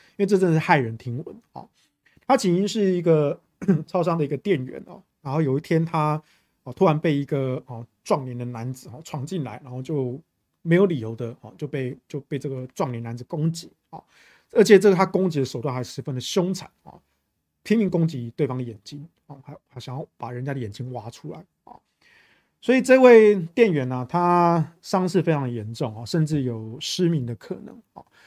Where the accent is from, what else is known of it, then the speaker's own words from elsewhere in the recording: Taichung, Taiwan; 我们台中人没有在分什么蓝绿